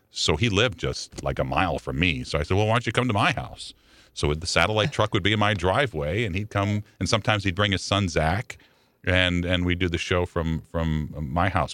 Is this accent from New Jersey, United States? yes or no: no; Chicago, Illinois, United States; now in St. Louis, United States; I grew up in Chicago